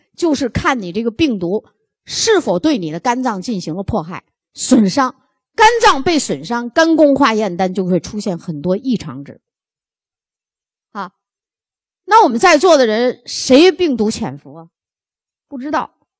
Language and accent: Chinese; China; 我们中国人是肝病大国